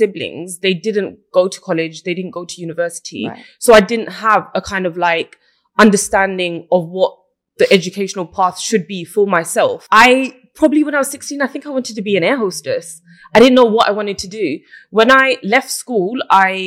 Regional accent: London, United Kingdom; I grew up in Brick Lane. People know it as Banglatown. So it's in Tower Hamlets

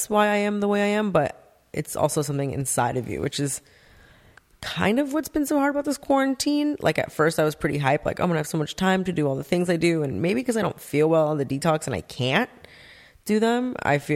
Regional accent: Santa Monica, California, United States; also born or lived in North Hollywood; now in Agoura Hills, United States; I grew up in Santa Monica, LA area

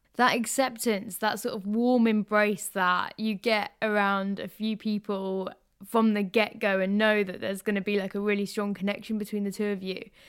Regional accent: London, United Kingdom; I grew up in London

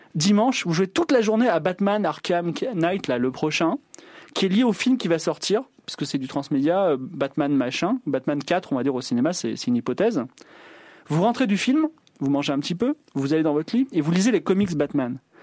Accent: southern France, France; moved away as an adult; j'ai vécu mes 19 premières années à 800 km de Paris

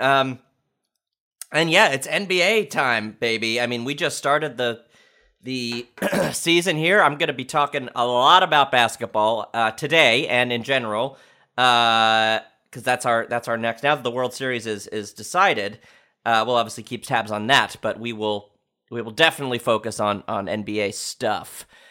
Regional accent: New York, United States; I'm a New Yorker, I'm from New York

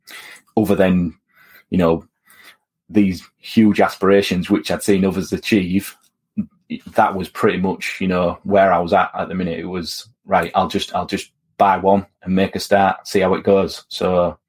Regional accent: Hull, Yorkshire and the Humber, United Kingdom; moved away as an adult; also born or lived in Aberdeen; I was born and raised on the Preston Road Council Estate in Hull, which is in East Yorkshire

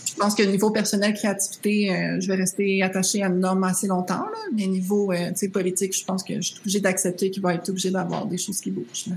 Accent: Rimouski, Quebec, Canada; moved away; je venais de Rimouski, j'avais fait l'anglais enrichi

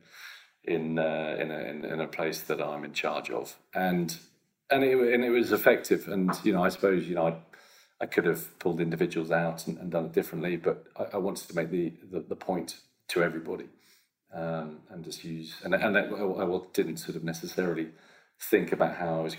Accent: London, United Kingdom; as a Londoner

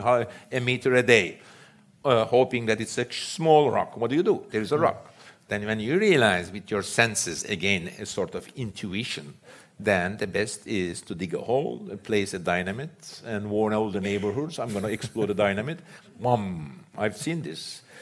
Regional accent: Istanbul, Turkey; I grew up in Istanbul

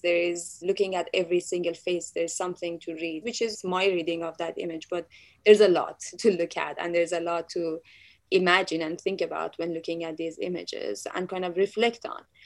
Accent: Tehran, Tehran Province, Iran; moved away; I was born in Tehran, Iran

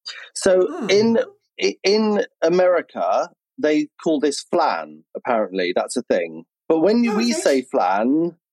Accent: United Kingdom; We're British, darling.

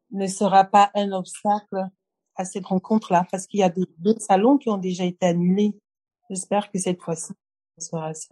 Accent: Cameroon; also born or lived in Japan / Bangui / Dakar / Paris; Je suis camerounaise de Dakar, de Yaoundé, de Paris, de San Francisco. Voilà, je suis de Kinshasa, je suis de partout

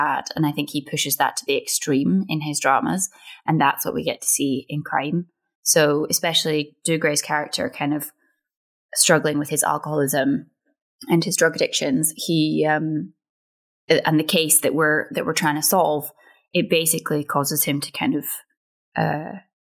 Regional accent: Scotland, United Kingdom; we grew up on Irvin Welsh, and like getting to kind of be in one of his shows, it felt like I'd ticked a massive kind of Scottish box

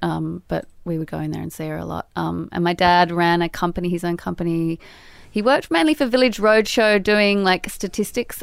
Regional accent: Sydney, New South Wales, Australia; moved away; We grew up in Balmain, which is sort of like an old drinking little village peninsula

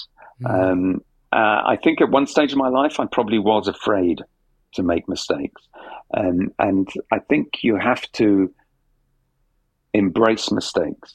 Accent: London, United Kingdom; I'm from South London

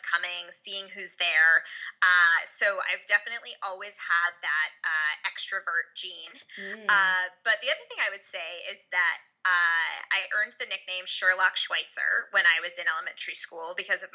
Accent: Larchmont, New York, United States; I grew up in Westchester County, just outside the city in a town called Larchmont.

